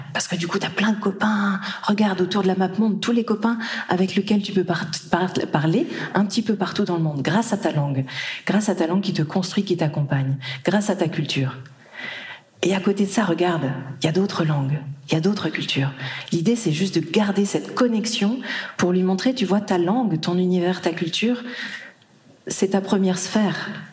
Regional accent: Brittany, France; moved away; also born or lived in Japan; j'ai grandi en Bretagne

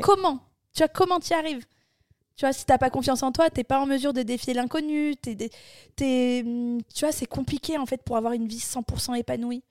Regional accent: Bordeaux, Nouvelle-Aquitaine, France; moved away as an adult; also born or lived in Barcelona; je viens de Bordeaux

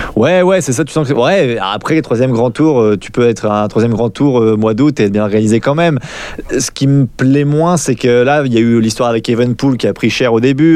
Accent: France; quand on est français

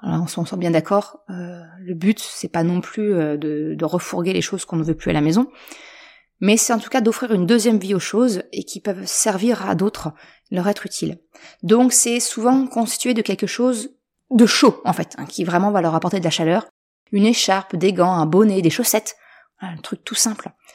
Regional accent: Normandy, France; now in Caen, France; je suis originaire de Haute-Normandie

